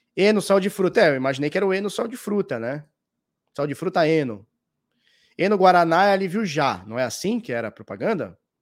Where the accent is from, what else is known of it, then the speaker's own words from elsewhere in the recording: Brazil; eu sou brasileiro